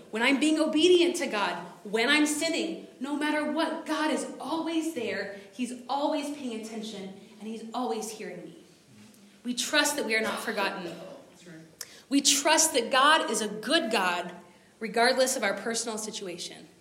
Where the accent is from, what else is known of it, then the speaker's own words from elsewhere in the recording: United States; I'm American, so my people start decorating for Christmas in like June